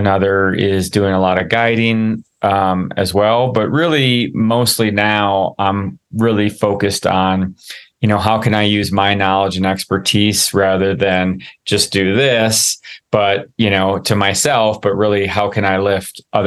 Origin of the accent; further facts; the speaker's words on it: Midwest, United States; growing up in the Midwest